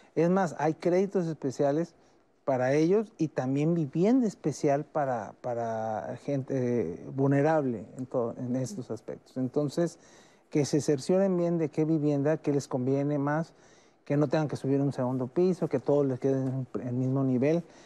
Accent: Mexico; todos somos mexicanos

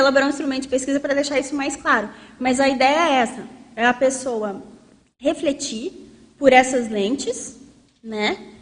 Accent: south of Minas Gerais, Brazil; um contexto bem do sul de Minas, assim, bem interior, que é de onde eu venho

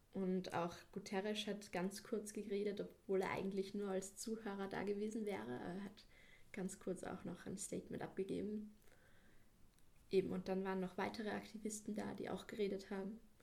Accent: Salzburg, Austria; ich bin aus Salzburg, ich bin 17 Jahre alt

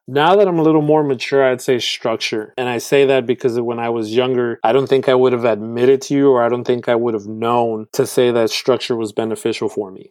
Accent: Houston, Texas, United States; I was born and raised in Houston, Texas

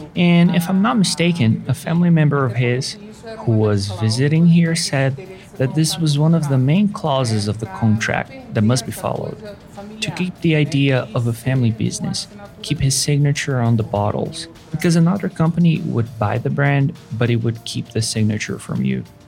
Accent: Rio de Janeiro, Brazil; now in São Luís, Brazil; I am originally from Rio de Janeiro

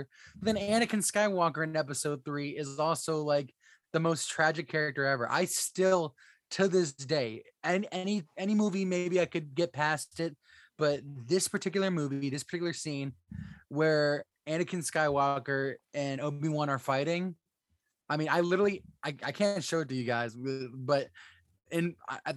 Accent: Florida, United States; I'm from Florida. Sand is all around us. We had nothing but sand

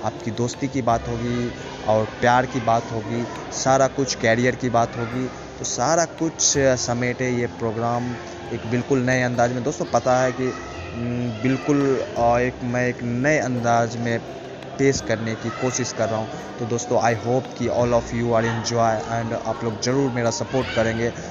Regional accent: Begusarai, Bihar, India; बेगूसराय के लिसनर जो हमारे लिसनर है बहुत ही प्यारे हैं और हमारा शहर भी बहुत प्यारा है नॉर्थ कैपिटल कहा जाता है बेगूसराय को

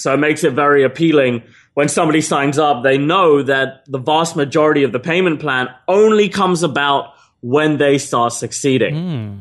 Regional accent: England, United Kingdom; moved away; also born or lived in Australia; I'm an English citizen

